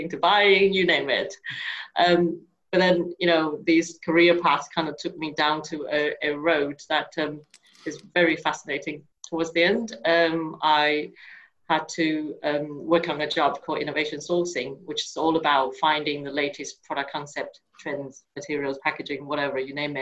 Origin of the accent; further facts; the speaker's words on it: Taiwan; moved away as an adult; now in United Kingdom; I was originally from Taiwan and been living in the UK for over 22 years